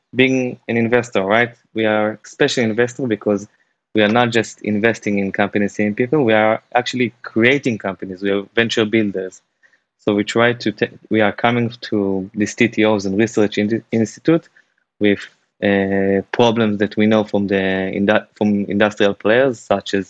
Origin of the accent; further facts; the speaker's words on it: Jerusalem, Jerusalem District, Israel; now in Tel Aviv, Israel; I originally born and raised in Jerusalem. Now I'm living in Tel Aviv